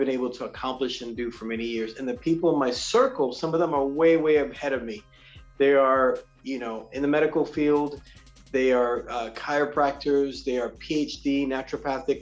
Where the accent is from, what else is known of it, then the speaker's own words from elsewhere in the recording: New York City, New York, United States; I'm originally born and raised in New York City